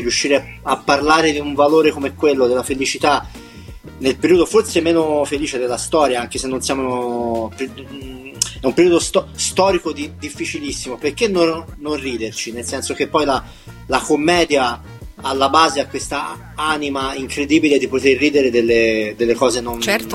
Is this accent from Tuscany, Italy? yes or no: yes; Livorno, Tuscany, Italy; io vengo da Livorno